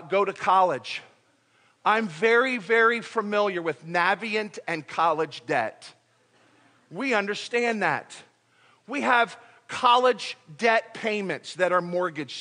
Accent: United States; also born or lived in Philippines; I'm an American. I'm proud to be American

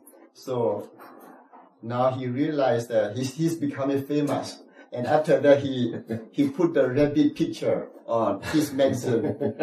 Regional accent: Myanmar; English is a second language; moved away; also born or lived in Thailand

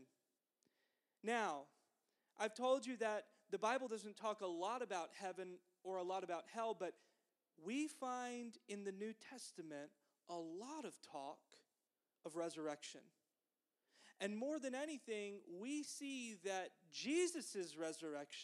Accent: the South, United States; growing up in the South

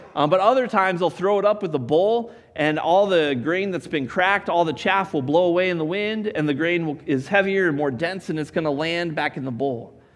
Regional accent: Colorado, United States; I grew up in Colorado

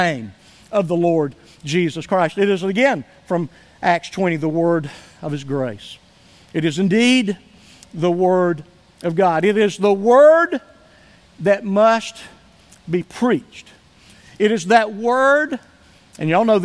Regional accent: Somerville, United States; moved away; I was able to go up to my hometown, to Somerville, for just an overnight trip

